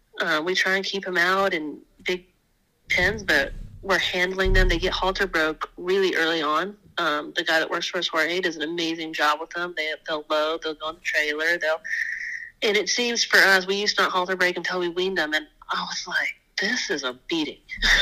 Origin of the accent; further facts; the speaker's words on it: Wyoming, United States; because I came from Wyoming, we're gonna change out our tanks after last winter's little snowmageddon to the rubber tire tanks that my dad's always used on the ranch up there in Wyoming.